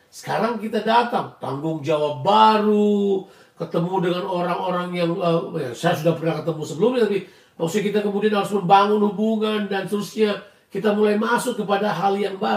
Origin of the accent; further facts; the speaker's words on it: Indonesia; moved away as an adult; tapi ada banyak hal di mana kebiasaan-kebiasaan budaya saya dari Indonesia harus saya tinggalkan.